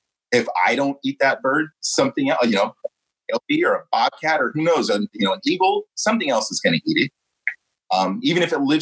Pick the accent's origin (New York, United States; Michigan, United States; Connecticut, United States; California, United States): California, United States; here on the left coast, you know, with, you know, all the things, the stigmas attached to being a Californian